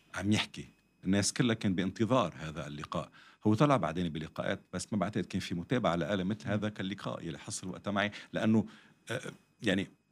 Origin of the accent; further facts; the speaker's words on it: Lebanon; حتى اذا عندي جنسيه ثانيه وثالثه بس انا لبناني بنتمي لهالمحيط